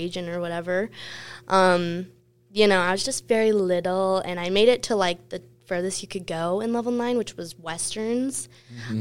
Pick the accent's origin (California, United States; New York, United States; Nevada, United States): Nevada, United States; Las Vegas; I was born and raised in Las Vegas